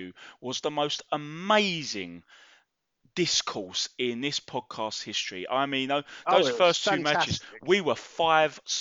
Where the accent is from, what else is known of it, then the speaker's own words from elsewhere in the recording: London, United Kingdom; accent: Cockney; now in Welling, United Kingdom; I'm from Mile End, Bow. Live up more Welling way now. But yeah, Cockney boy.